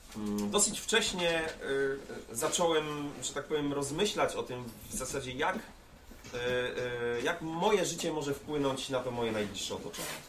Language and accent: Polish; Łódź, Łódź Voivodeship, Poland; mojego rodzinnego miasta, czyli Łodzi.